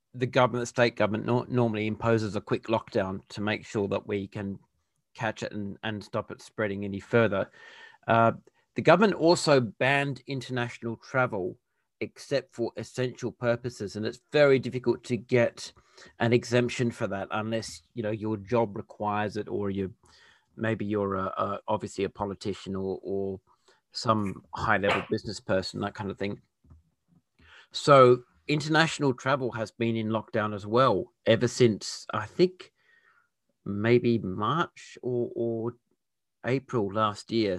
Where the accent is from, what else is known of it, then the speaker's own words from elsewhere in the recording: Perth, Western Australia, Australia; now in Adelaide, Australia; I was born and raised in Perth, which is the capital of Western Australia.